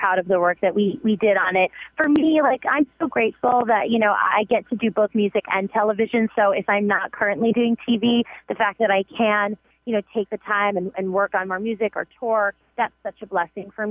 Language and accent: English; New York, United States; accent: Bronx; now in Los Angeles, United States; My accent has come back, like, super strong. It gives me, like, 48 hours in New York, and all of a sudden I sound like, you know, back in the Bronx